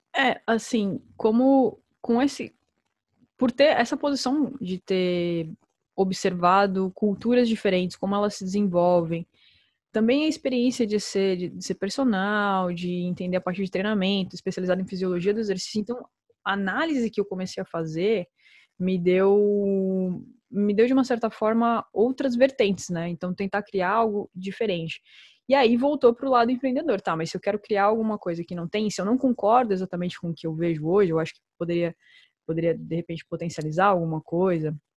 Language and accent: Portuguese; Brazil; moved away; como brasileira, né, que viveu isso